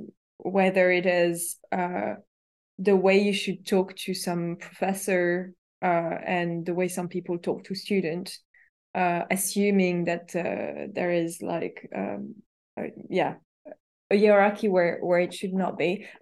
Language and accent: English; Paris, Île-de-France, France; English is a second language; because I was raised in academia in Paris, where the only hierarchical rule was like, you have a PhD, you don't have a PhD.